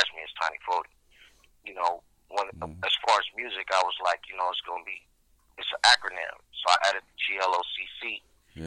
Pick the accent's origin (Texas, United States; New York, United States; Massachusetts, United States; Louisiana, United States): Texas, United States; Galveston; now in Colton, United States; I was born in Galveston, Texas, but I reside from Croton, California, Southern California.